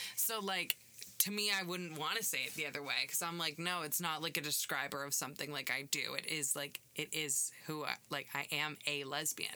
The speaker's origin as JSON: {"language": "English", "country": "Canada", "said": "I'm from Canada."}